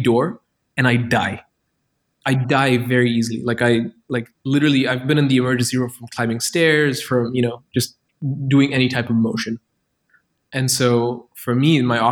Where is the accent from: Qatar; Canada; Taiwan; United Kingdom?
Qatar; now in Berlin, Germany; I grew up in Qatar where the chief industry was like petroleum